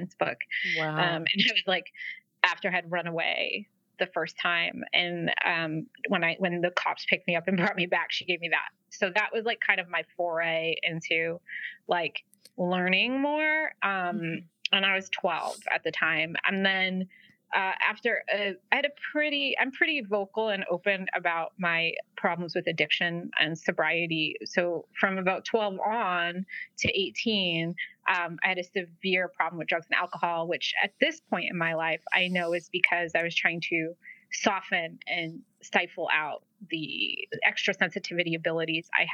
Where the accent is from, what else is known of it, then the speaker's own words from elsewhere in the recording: New England, United States; also born or lived in Providence, Rhode Island; growing up in New England